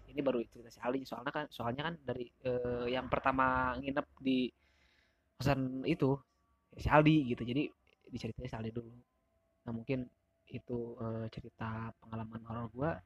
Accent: Sagaranten, Curugembar, West Java, Indonesia; dari tempat gua tuh, dari tempat gua, dari Sagaranten, jai, dari Curugembar ke Sukabumi tuh kisaran dua jam lebihan

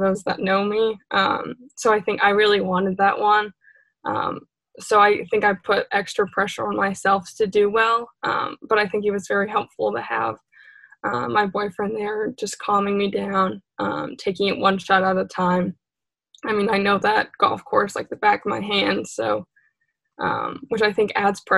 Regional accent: Maine, United States; growing up in Maine

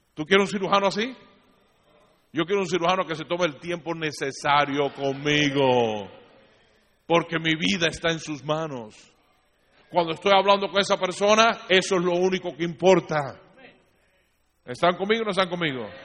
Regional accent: Cuba; siendo cubano

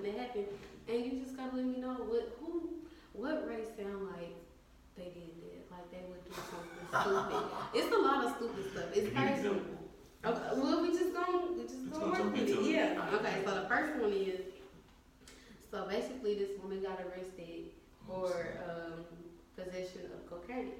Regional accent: Little Rock, Arkansas, United States; I'm from Little Rock

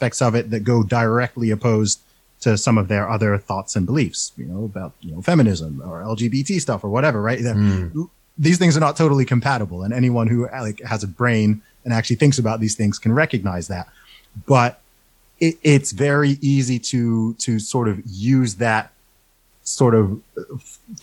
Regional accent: Saudi Arabia; now in United Kingdom; I grew up in Saudi Arabia

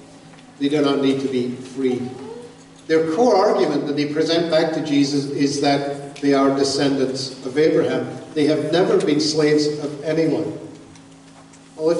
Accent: Glasgow, Scotland, United Kingdom; moved away; I was born in Glasgow, Scotland

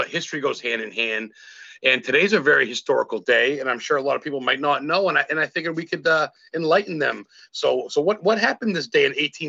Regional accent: Maine, United States; being from Maine

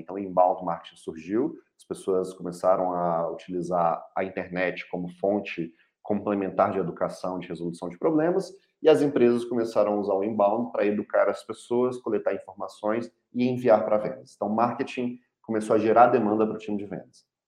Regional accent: Belo Horizonte, Minas Gerais, Brazil; eu sou mineiro de Belo Horizonte

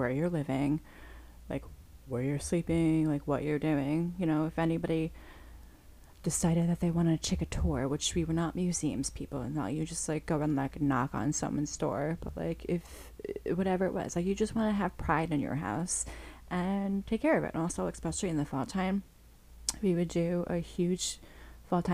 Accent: Long Island, New York, United States; I grew up on Long Island

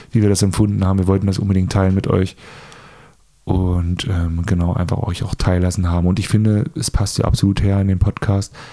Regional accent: Germany; moved away; ich komme aus Ragun ursprünglich, meine Heimatstadt

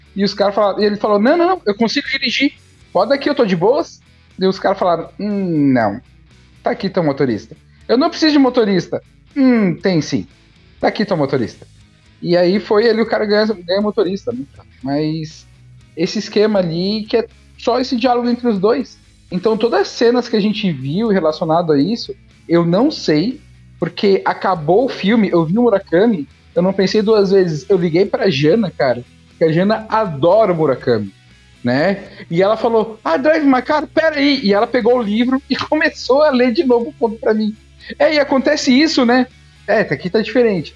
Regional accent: Brazil; a gente se vê como brasileiro

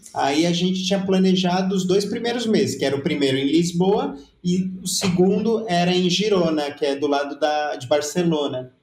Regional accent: São Paulo, Brazil; a gente vem de São Paulo

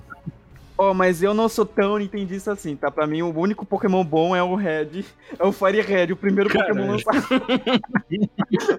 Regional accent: Brazil; eu, como um, um brasileiro

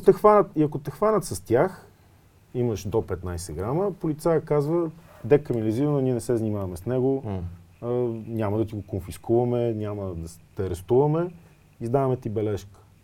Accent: Smolyan, Smolyan Province, Bulgaria; moved away; аз пък съм родом от Смолен

